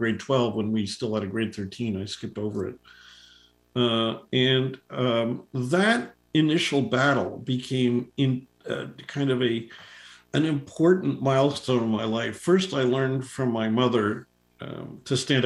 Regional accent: Toronto, Ontario, Canada; I was born in Toronto back in 1957

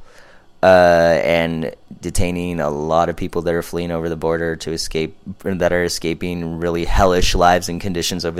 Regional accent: Los Angeles, California, United States; now in Orange County, United States; I'm from Southern California. Grew up here in the LA area.

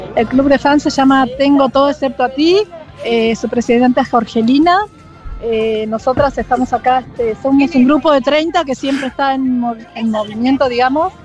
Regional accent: Santiago del Estero, Argentina; moved away; yo soy de Santiago del Estero.

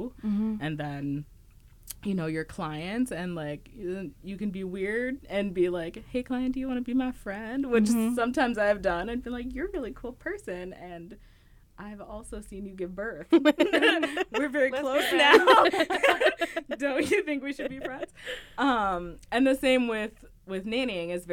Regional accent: Dallas, Texas, United States; moved away as an adult; now in Twin Cities, United States; I grew up in Dallas, which is, like, a huge city.

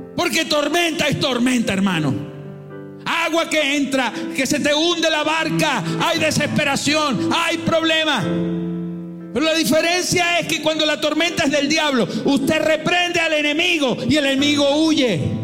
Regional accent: Venezuela; pensaba en Venezuela, pensaba en mi país

